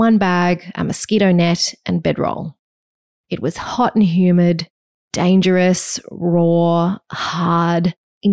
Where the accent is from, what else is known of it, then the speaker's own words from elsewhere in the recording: Wagga Wagga, New South Wales, Australia; I grew up in Wagga Wagga, the child of two teachers.